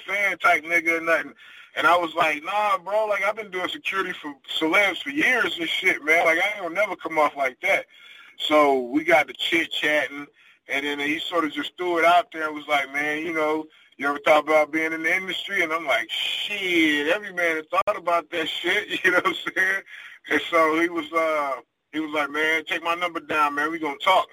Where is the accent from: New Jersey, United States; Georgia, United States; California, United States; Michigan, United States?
Michigan, United States; Detroit; moved away as an adult; also born or lived in Charlotte, North Carolina; now in Las Vegas, United States; I lived, born and raised in Detroit, I lived in Charlotte, North Carolina for a while. And then I moved from there to Las Vegas